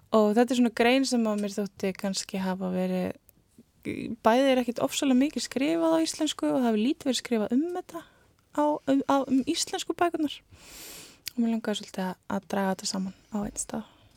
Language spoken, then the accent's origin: Icelandic; Hólar, Rangárvellir, Southern Region, Iceland; ég er frá Hólum og Rangólum sem er næst öfsti heklubærin